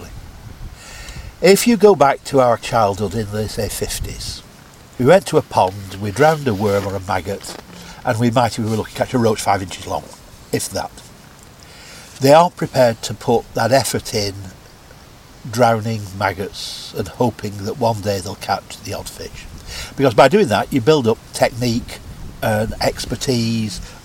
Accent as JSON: {"language": "English", "region": "England", "country": "United Kingdom", "said": "I'm an Englishman and proud to be English"}